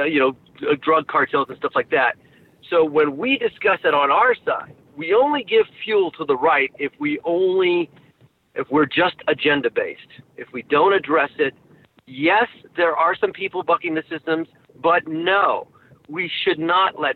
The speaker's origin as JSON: {"language": "English", "region": "New York", "country": "United States", "tie": "born or raised there", "also_born_or_lived": "San Francisco", "moved": "yes", "said": "I was born in New York. My parents immigrated, from Argentina in the 50s"}